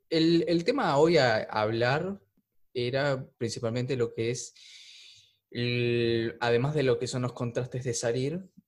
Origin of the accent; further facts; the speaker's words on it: Uruguay; Somos uruguayos